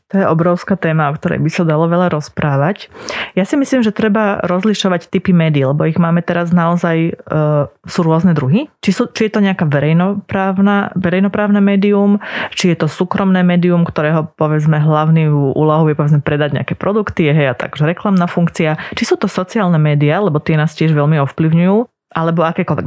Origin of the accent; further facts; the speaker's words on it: Slovakia; first language Slovak; Slovenčina je môj materinský jazyk, čeština je taký môj druhý materinský jazyk, lebo ešte patrím k tej generácii, ktorá, ktorá vyrastala v Československu